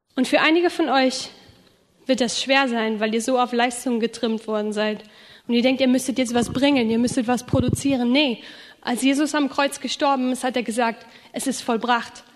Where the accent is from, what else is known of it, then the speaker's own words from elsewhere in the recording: Rhineland, Germany; now in Schramberg, Germany; Ich komme ja aus dem Rheinland